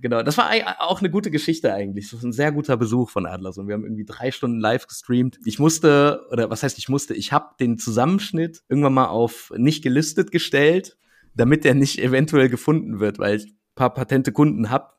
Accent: Wuppertal, North Rhine-Westphalia, Germany; ich bin ja selber aus Wuppertal

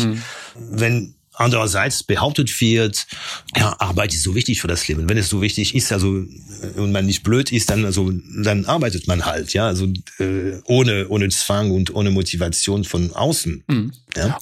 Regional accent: near Rouen, Normandy, France; German is a second language; also born or lived in Corsica (family origin); now in Germany; bin ich in, der Normandie, in der Nähe von Rouen aufgewachsen

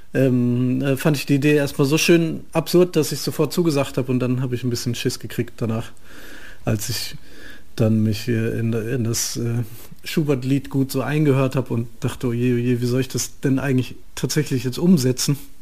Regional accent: near Frankfurt, Hesse, Germany; Da bin ich ja aufgewachsen in der Nähe

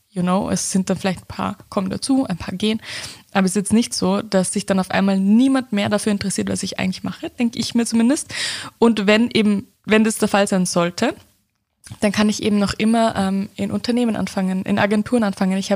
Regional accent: Upper Austria, Austria; ich komme ja aus Oberösterreich, da ist der Dialekt auch nochmal anderer als jetzt, wie ich jetzt rede.

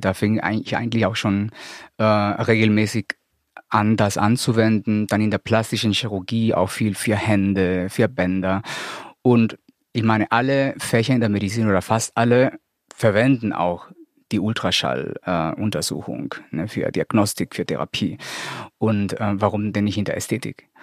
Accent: Colombia; now in Hamburg, Germany; bin äh, gebürtiger Kolumbianer, lebe aber hier in Deutschland seit 20 Jahren

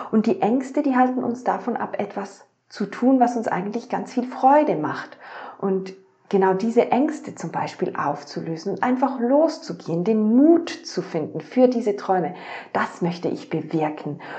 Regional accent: Switzerland; Klar, ich habe das Privileg, ich bin in der Schweiz aufgewachsen ähm, und jetzt nicht in einem Entwicklungsland

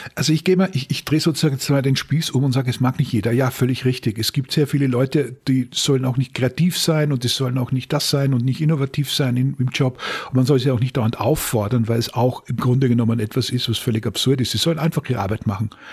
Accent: Upper Styria, Austria; die Gegend, in der ich gelebt habe, in der Obersteiermark in Österreich

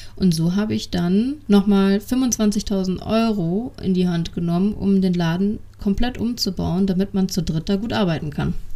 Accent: Düsseldorf, North Rhine-Westphalia, Germany; accent: Düsseldorfer Platt; Ich bin ein Düsseldorfer Mädchen und äh, meine ganze Familie ist in Düsseldorf verwurzelt. Somit wird mir auch zwischendurch das ein oder andere Düsseldorfer Platt entfleuchen.

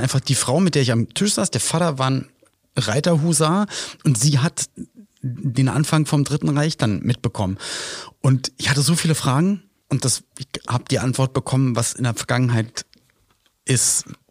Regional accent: Berlin, Germany; also born or lived in Cologne; ich komme zwar aus Berlin, habe zwischendurch in Köln gelebt, jetzt wieder Berlin

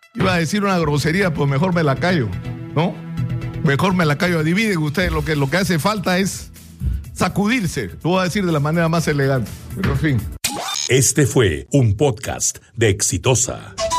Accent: Peru; estamos demostrando de lo que somos capaces los peruanos

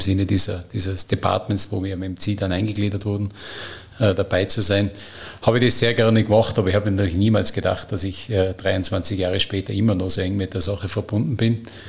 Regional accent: Stubai Valley, Tyrol, Austria; Bin natürlich Tiroler äh, und, und aus dem Stubaital bin in einem touristischen Kleinbetrieb äh, groß geworden.

